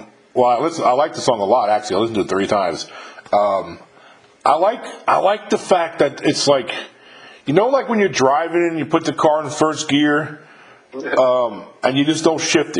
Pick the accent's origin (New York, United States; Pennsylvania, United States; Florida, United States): New York, United States; Westchester County; I'm from like 35 miles north of the Bronx in Westchester County.